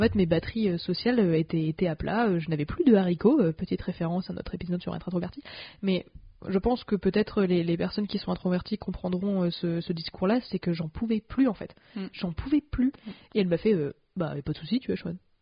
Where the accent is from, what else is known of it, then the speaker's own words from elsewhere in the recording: France; en tant que française